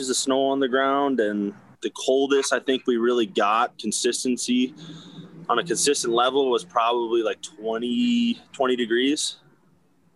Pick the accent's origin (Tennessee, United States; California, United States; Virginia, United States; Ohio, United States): Ohio, United States; Cincinnati; moved away; also born or lived in North Dakota / Arizona; I grew up in Cincinnati, Ohio throughout like high school and a little bit younger